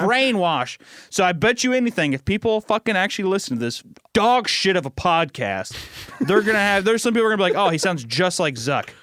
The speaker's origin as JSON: {"language": "English", "country": "United States", "said": "since I'm American"}